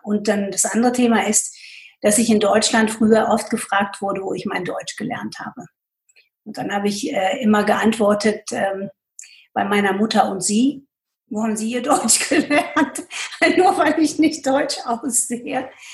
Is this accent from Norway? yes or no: no; Pakistan; also born or lived in United States / Münster, Germany / Asia; now in Germany; Ich bin in Pakistan groß geworden